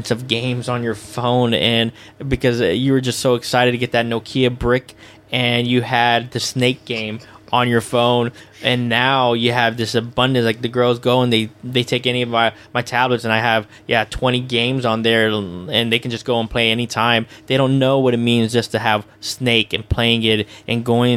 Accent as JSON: {"language": "English", "town": "Houston", "region": "Texas", "country": "United States", "tie": "born or raised there", "said": "my hometown in Houston"}